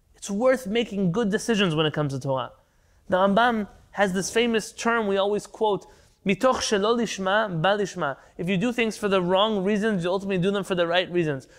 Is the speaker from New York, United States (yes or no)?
no; San Diego, California, United States; I grew up in San Diego